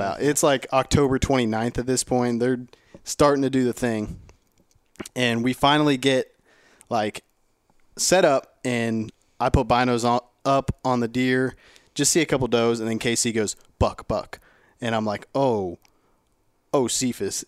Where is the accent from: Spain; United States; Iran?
United States; Ohio; I'm from Ohio